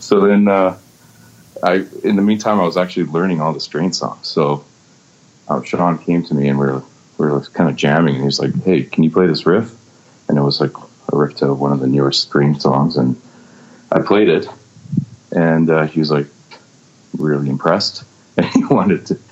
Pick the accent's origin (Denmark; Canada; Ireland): Canada; Vancouver, British Columbia; I was born and raised in Vancouver